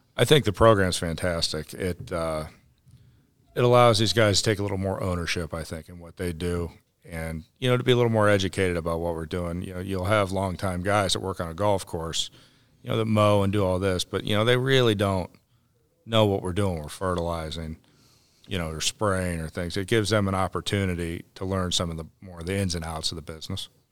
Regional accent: Ohio, United States; moved away as an adult; now in North Carolina, United States; I grew up in Ohio, and, uh, my father was a superintendent at, uh, Firestone Country Club

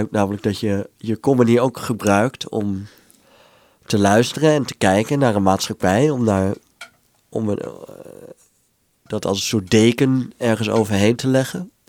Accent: Netherlands; Wat wij als Hollanders vaak zeggen als we daar zijn.

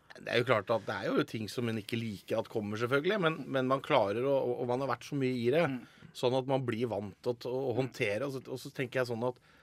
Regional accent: Telemark, Norway; fylkesavisa mi hjemme i Telemark

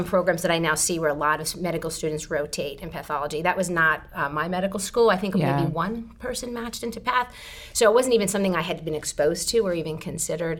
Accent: Jersey Shore, central New Jersey, United States; moved away as an adult; also born or lived in Birmingham, Alabama; I grew up on the what's called the Jersey Shore, so the beach

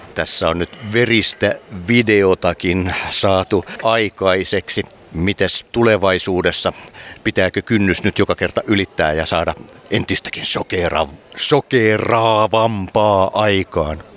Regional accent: Vaasa, Ostrobothnia, Finland; minun synnyinkaupungissani Vaasassa

